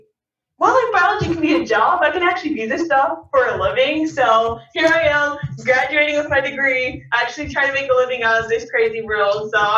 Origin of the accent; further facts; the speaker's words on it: Stephenville, Texas, United States; I'm from Stephenville, Texas, so grew up in the area